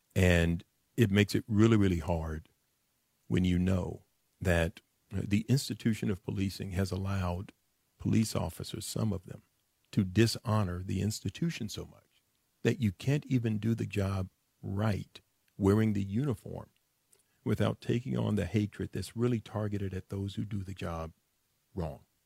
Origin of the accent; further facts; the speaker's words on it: Dallas, Texas, United States; I'm from the Grove